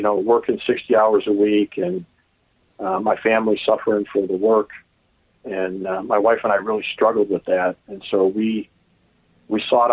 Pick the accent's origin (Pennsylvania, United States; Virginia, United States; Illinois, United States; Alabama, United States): Illinois, United States; Oak Park; also born or lived in Chicago / Downers Grove; I was born in Chicago and raised in Oak Park